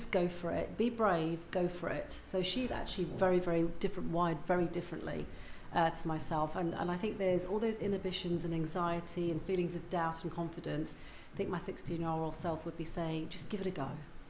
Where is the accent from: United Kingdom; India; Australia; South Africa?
India; Because I'm Indian, in case people didn't know that, and I miss so much about not having my parents around.